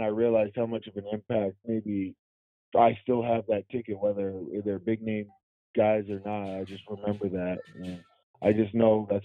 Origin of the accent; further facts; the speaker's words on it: Vancouver, British Columbia, Canada; also born or lived in Louisiana, United States; I'm from Canada, I'm from Vancouver, and also Louisiana